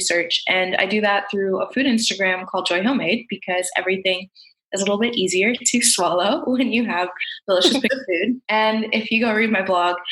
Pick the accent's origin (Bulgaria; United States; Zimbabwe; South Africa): United States; I am from South India, so South Asian. I'm a second gen immigrant. So my parents arrived about 2 months before I was born in the US